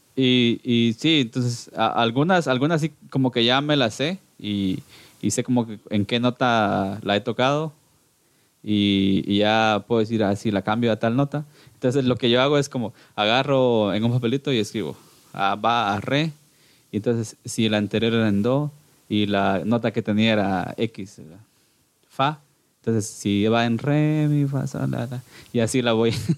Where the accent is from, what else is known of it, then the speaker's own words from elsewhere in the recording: Cuilapa, Santa Rosa, Guatemala; yo nací acá, acá en, en, Cuilapa, Santa Rosa, en Guatemala